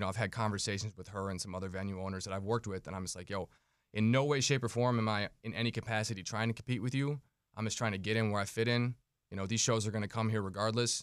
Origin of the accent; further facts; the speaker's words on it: St. Louis, Missouri, United States; now in Minneapolis, United States; growing up in Saint Louis